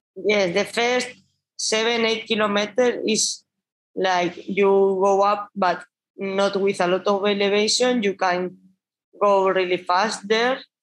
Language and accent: English; Basque Country, Spain; English is a second language; moved away as an adult; also born or lived in Catalonia; I'm from Basque Country